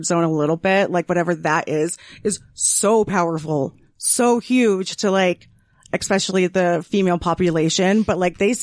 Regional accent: Utah, United States

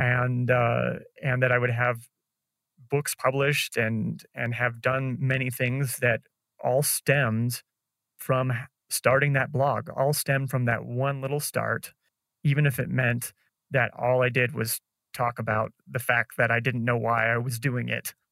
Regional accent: Nebraska, United States; moved away as an adult; also born or lived in San Francisco / Chicago; now in Colombia; growing up in Nebraska

